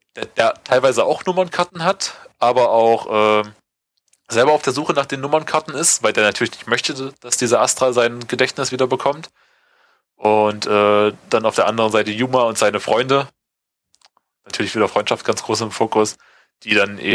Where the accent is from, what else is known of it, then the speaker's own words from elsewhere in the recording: Germany; bei uns in Deutschland